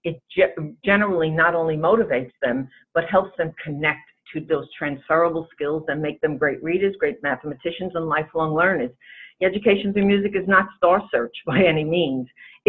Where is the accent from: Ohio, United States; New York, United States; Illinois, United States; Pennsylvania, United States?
New York, United States; And I have to say we're from New York because you would never know it by our accent.